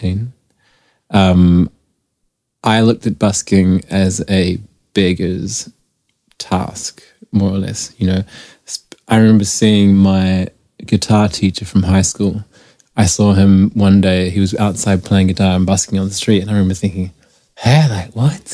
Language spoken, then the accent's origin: English; New Zealand; moved away; I'm from New Zealand originally